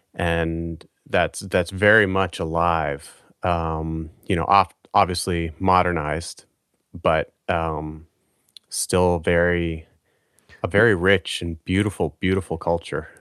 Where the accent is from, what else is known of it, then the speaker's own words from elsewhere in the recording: Maine, United States; moved away; I grew up in Maine on the East Coast of the United States